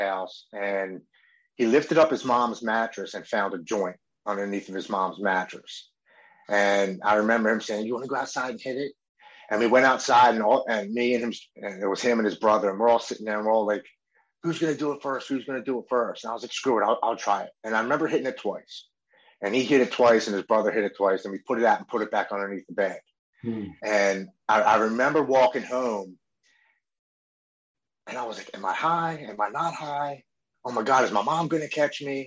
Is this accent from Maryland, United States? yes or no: yes; Baltimore, Maryland, United States; I grew up here in Baltimore with Brandon Novak and Bucky Lassick